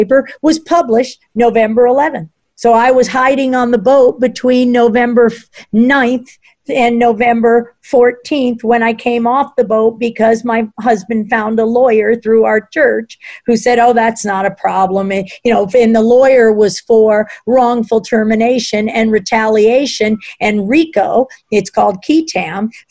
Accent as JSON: {"language": "English", "town": "Washington", "region": "District of Columbia", "country": "United States", "tie": "born or raised there", "said": "I grew up in Washington, D.C."}